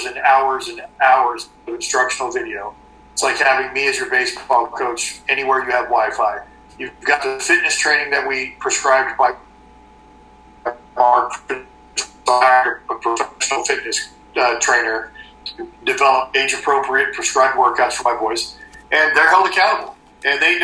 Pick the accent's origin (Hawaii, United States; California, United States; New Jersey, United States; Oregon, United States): California, United States; Southern; now in Canada; I grew up in Southern California